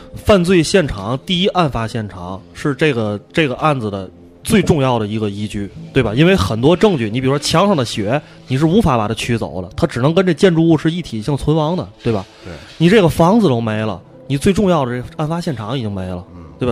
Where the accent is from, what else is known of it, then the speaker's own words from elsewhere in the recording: China; 还是我们中国人讲